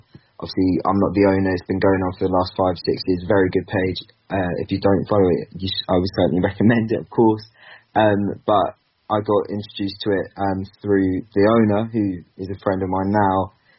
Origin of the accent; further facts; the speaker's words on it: Basingstoke, South East England, United Kingdom; I'm actually from Basingstoke, so just half an hour outside.